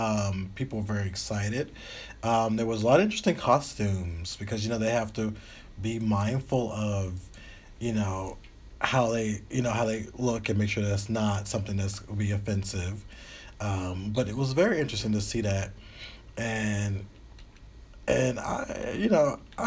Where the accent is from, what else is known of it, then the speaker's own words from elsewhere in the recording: the South, United States; I'm from the South.